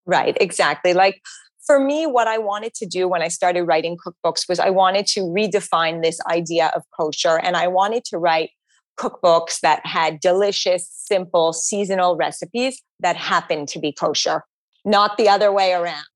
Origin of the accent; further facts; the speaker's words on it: Montreal, Quebec, Canada; now in New York City, United States; I grew up in Montreal